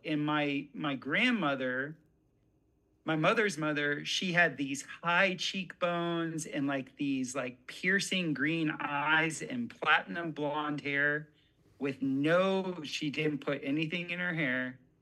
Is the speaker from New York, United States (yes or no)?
no; South Florida, United States; growing up in South Florida, where I was